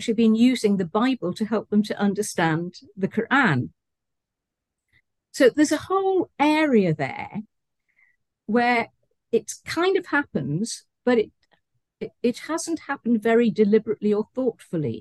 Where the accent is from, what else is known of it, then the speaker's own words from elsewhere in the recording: United Kingdom; also born or lived in Malaysia; my hometown in the UK